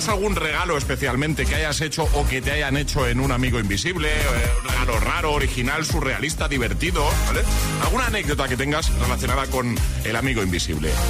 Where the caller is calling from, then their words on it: Seville, Andalusia, Spain; de Sevilla.